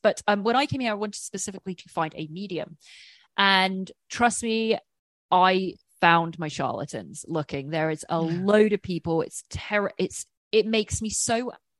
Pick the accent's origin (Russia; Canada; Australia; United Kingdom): United Kingdom; England; I'm English